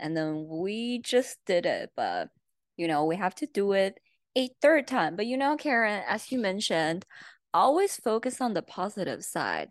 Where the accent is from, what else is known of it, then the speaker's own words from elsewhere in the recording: China; English is a second language; now in United States; I came all the way from China